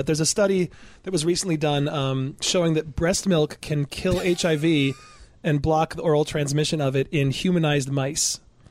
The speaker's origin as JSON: {"language": "English", "region": "Michigan", "country": "United States", "said": "That, you know, I'm from Michigan and I could not care less about"}